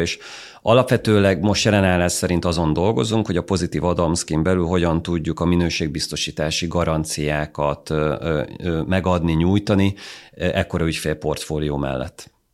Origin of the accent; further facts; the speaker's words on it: Hungary; magyarok vagyunk Nyugat-Európában